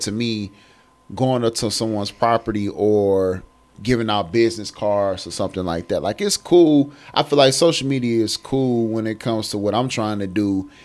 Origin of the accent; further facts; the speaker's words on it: Michigan, United States; moved away as an adult; now in Columbus, United States; I moved away from Michigan because I'm originally from Michigan